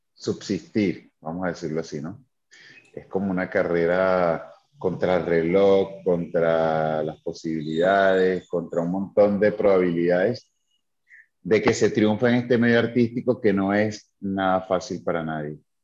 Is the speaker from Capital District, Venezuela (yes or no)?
yes; Caracas, Capital District, Venezuela; moved away as an adult; now in Tulum, Mexico; yo soy venezolano, soy de Caracas. Eh, soy de, sí, de Caracas, de un barrio que se llama Pinto Salinas